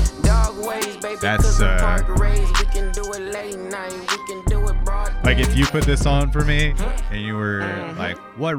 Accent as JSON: {"language": "English", "town": "Corona", "region": "California", "country": "United States", "tie": "born or raised there", "said": "like where I grew up in Corona or whatever, I would say, let's say 80% of the area was was pretty nice"}